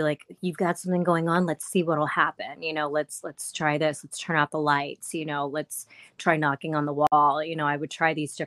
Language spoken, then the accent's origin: English; Maryland, United States; I'm from Maryland